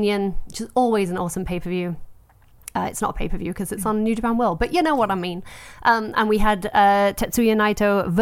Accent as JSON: {"language": "English", "region": "England", "country": "United Kingdom", "said": "I'm English."}